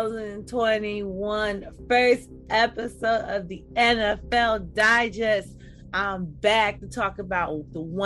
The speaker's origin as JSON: {"language": "English", "region": "New York", "country": "United States", "said": "this is where my home state, this is where I'm from"}